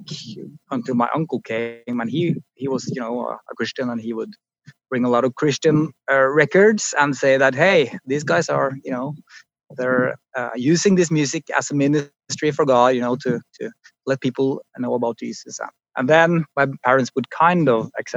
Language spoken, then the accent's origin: English; Oslo, Norway; I grew up just outside Oslo